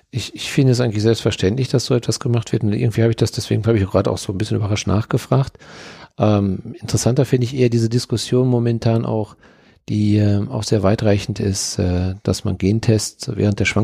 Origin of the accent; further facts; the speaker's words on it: Dortmund, North Rhine-Westphalia, Germany; ich komme ja nun aus Dortmund und wir haben auf dem Hauptfriedhof waren wir Kinder, da waren wir als Kinder, waren wir Schlitten fahren, weil dort waren die schönsten Hügel.